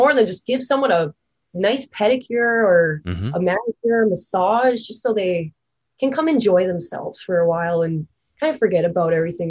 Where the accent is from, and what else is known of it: Thunder Bay, Ontario, Canada